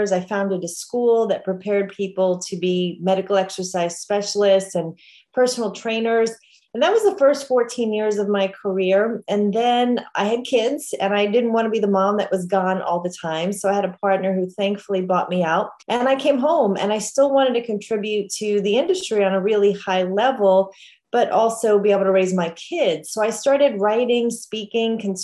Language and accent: English; New York, United States; I grew up in New York